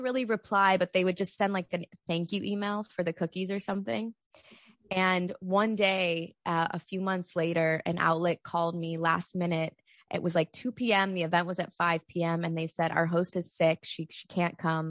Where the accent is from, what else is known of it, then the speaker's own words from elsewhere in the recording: Chicago, Illinois, United States; moved away as an adult; also born or lived in Madison, Wisconsin / Los Angeles; I am from Chicago.